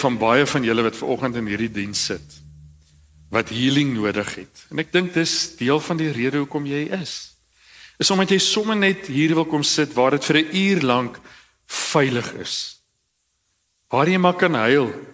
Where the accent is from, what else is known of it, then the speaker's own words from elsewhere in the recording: Cradock, Eastern Cape, South Africa; ek kom uit Kraddock uit.